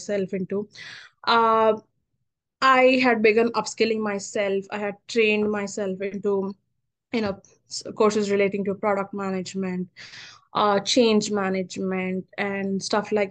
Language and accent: English; Hyderabad, Telangana, India; moved away as an adult; now in United States; I'm your typical Telugu pilla from Hyderabad